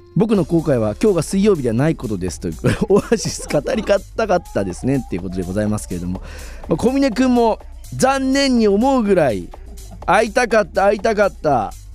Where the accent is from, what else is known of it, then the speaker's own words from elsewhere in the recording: Aichi, Japan; 僕もですね、同郷なんですが、愛知県出身